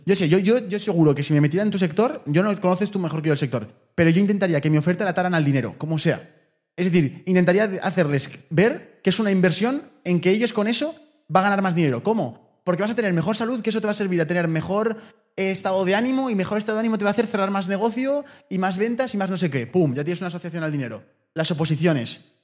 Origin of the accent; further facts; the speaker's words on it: Spain; porque somos españoles